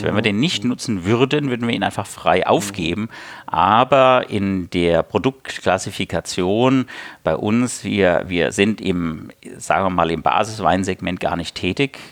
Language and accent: German; Hesse, Germany; moved away; also born or lived in Lauffen am Neckar, Baden-Württemberg; ich bin Hesse von Geburt